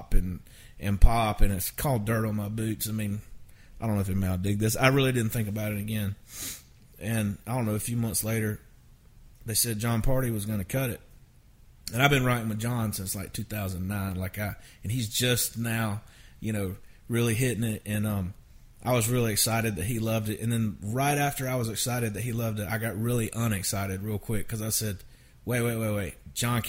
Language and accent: English; Valdosta, Georgia, United States; moved away as an adult; now in Nashville, United States; I grew up in Valdosta, Georgia, which is the winningest high school football team of all time